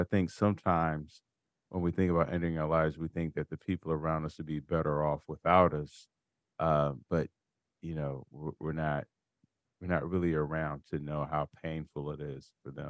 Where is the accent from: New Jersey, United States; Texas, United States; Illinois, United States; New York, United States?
Illinois, United States; Chicago; I'm from Chicago.